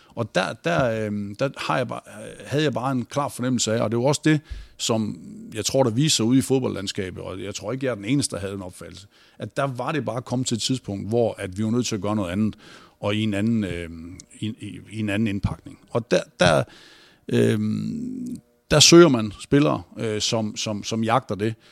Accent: North Jutland, North Denmark Region, Denmark; Jeg er jo fra Nordjylland

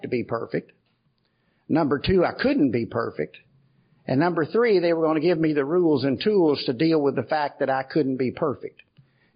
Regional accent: Kentucky, United States; I'm from Kentucky.

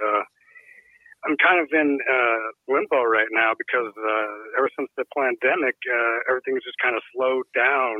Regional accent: Colorado, United States; I'm from Colorado.

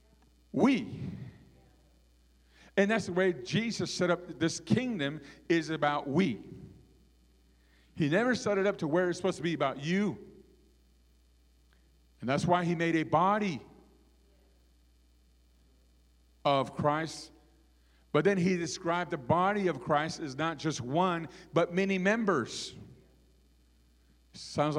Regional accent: Arizona, United States; our Navajo people

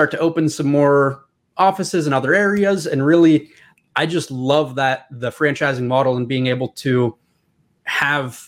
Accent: Pennsylvania, United States; Born and raised

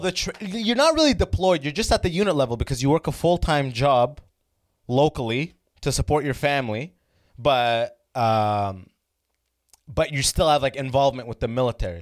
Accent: London, Ontario, Canada; London, where I grew up

